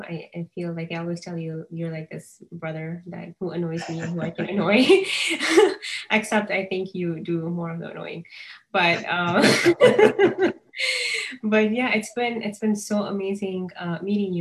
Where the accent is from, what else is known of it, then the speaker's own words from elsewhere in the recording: Kenya; moved away as an adult; also born or lived in California; now in United States; I was born and raised in Kenya